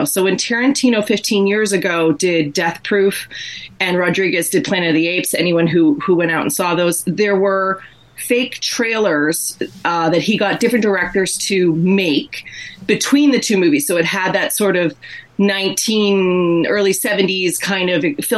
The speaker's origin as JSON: {"language": "English", "region": "Massachusetts", "country": "United States", "accent": "Massachusetts", "moved": "yes", "lives_now": "Toronto, Canada", "said": "my Massachusetts accent"}